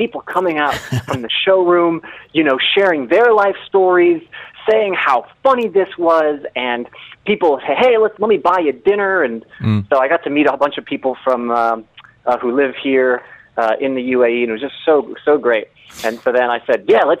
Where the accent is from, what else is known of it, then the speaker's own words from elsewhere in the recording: Long Island, New York, United States; I grew up in New York. I grew up on Long Island